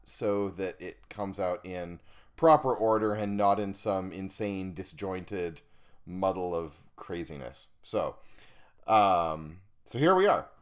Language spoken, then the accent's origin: English; Estonia; moved away; I grew up in Estonia in northeastern Europe